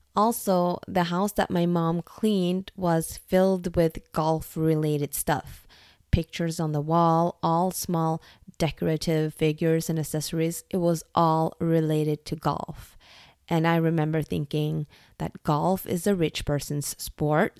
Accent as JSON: {"language": "English", "country": "Norway", "tie": "born or raised there", "also_born_or_lived": "Dublin, Ireland", "moved": "as an adult", "said": "The moment I moved from Norway to Ireland to work for Google was also the moment I actually moved out from my parents' house"}